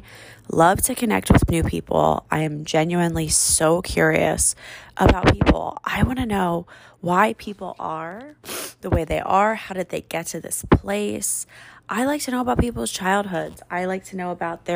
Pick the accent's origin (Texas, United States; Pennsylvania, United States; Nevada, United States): Pennsylvania, United States; Philadelphia; accent: trashy; moved away as an adult; now in Phoenix, United States; I'm from Philadelphia. I grew up on the East Coast. If you can't tell by the hints of a trashy accent that come out